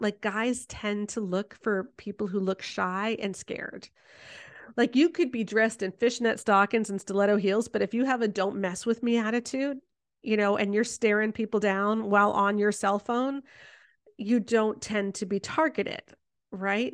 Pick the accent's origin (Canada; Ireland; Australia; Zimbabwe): Canada; I'm Canadian